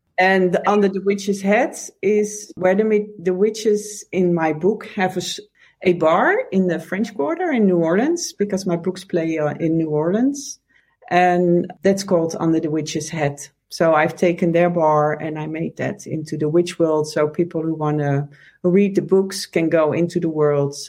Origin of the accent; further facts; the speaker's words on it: Netherlands; moved away as an adult; also born or lived in Amsterdam; now in United States; I'm from the Netherlands originally. I live in the States, but I grew up here in the Netherlands